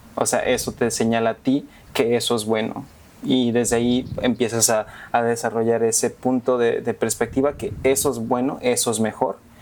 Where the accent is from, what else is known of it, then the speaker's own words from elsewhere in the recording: New York, United States; also born or lived in Mexico; Sí, nací en México y me, mudé a Nueva York como a eso del casi tres años.